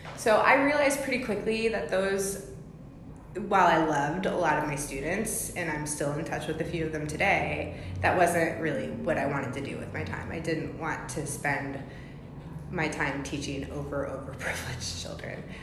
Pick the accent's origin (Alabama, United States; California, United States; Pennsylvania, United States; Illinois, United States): Illinois, United States; Champaign; also born or lived in Fort Myers, Florida; I spent my childhood in Champaign, Illinois